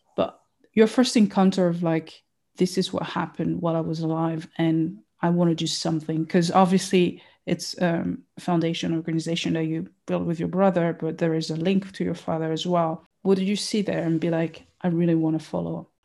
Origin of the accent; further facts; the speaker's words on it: Burundi; I'm from Burundi